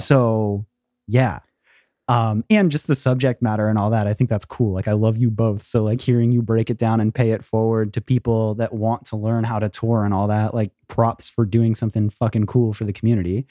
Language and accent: English; Florida, United States; I too grew up in Florida